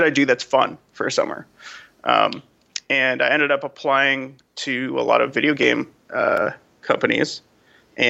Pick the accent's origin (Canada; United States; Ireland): United States; New York; moved away as an adult; also born or lived in Los Angeles; I was from New York originally.